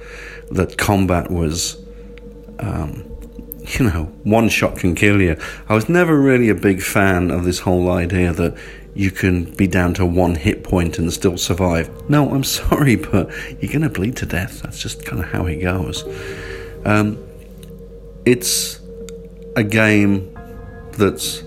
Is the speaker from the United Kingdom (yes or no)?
yes; England, United Kingdom; I sort of grew up, you know, being obviously English